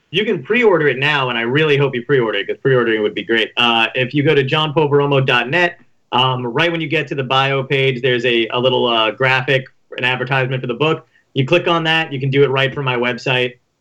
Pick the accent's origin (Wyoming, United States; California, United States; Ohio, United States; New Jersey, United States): New Jersey, United States; Toms River; I grew up in Tom's River